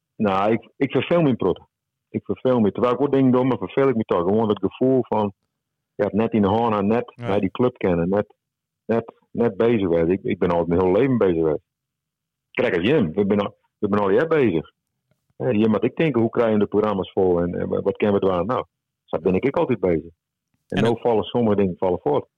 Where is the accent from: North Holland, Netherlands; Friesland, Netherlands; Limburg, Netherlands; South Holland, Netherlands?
Friesland, Netherlands; accent: Frisian; Praat ik gewoon Fries